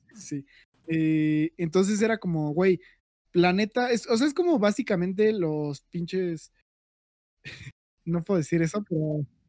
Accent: Mexico; yo soy mexicano, todos somos mexicanos aquí

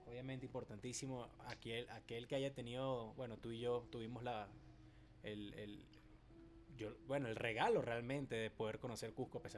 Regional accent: Venezuela

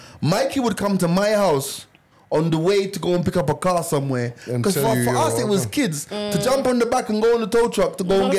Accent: Jamaica; moved away; When I was growing up in Jamaica

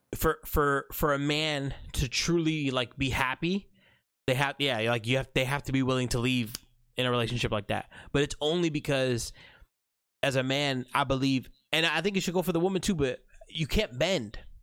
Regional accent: United States; Middle Eastern blood in me. Um, proud Muslim, but I'm born and raised in America.

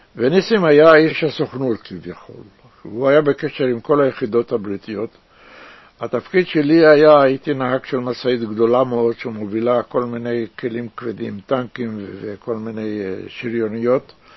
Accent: Tel Aviv, Tel Aviv District, Israel; also born or lived in Jerusalem (Old City); now in Rishon LeZion, Israel; נולדתי בירושלים, בעיר העתיקה, גדלתי בנווה צדק

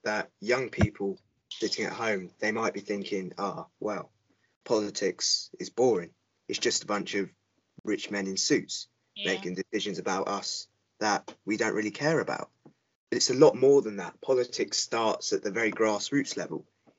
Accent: United Kingdom; I'm British, but I have heritage from South Asia. I've Muslim heritage as well. So I'm a real mix of cultures

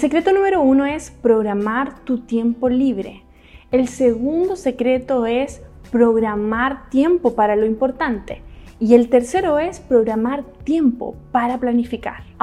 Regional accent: China; also born or lived in Hong Kong; todo lo que yo crecí en China y en Hong Kong, me absorbí todo el conocimiento

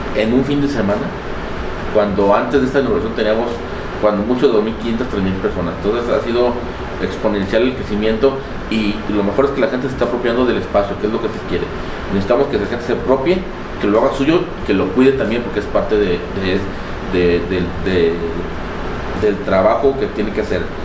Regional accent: Tala, Jalisco, Mexico; also born or lived in El Arenal, Jalisco; soy originario de Tala. Sin embargo, toda mi vida ha estado partida entre Tala y el Arenal

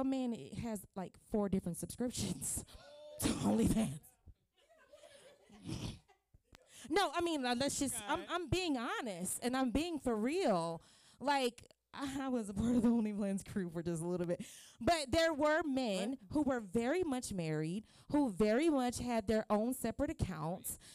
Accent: Miami, Florida, United States; now in Charlotte, United States; I'm originally from Miami, Florida. When I moved to Charlotte, North Carolina

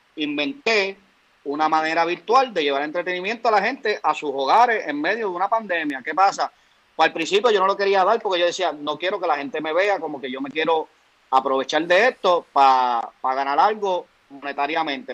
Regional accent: Aguadilla, Puerto Rico; yo vengo de Aguadilla

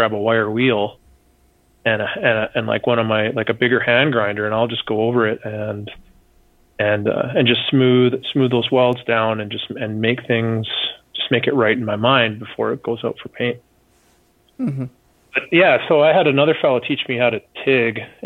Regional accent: Canada; I'm some goof from Canada.

